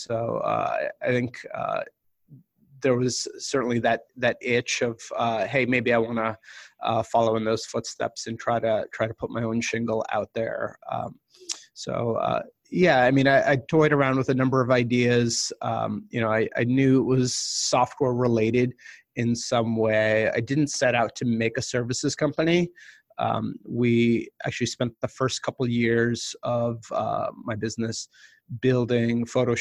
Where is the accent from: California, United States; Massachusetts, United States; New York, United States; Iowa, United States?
Massachusetts, United States; Boston; I grew up in the Boston area